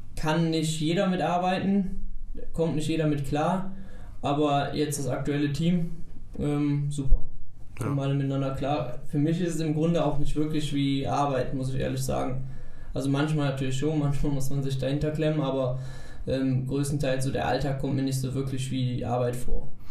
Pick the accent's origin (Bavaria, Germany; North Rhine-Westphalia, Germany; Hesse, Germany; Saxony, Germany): North Rhine-Westphalia, Germany; Eilendorf; bei uns in Eilendorf